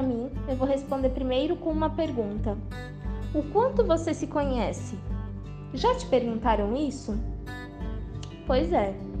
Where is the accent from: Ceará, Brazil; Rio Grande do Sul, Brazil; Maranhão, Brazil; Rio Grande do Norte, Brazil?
Maranhão, Brazil; São Luís; sou aqui de São Luís do Maranhão